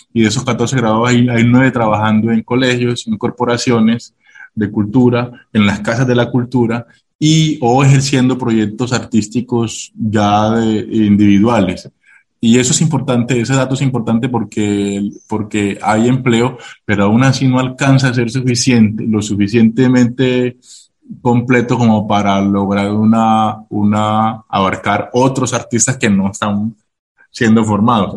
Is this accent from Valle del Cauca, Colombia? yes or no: no; Necoclí, Antioquia, Colombia; yo soy de la región, pues yo soy de Necoclí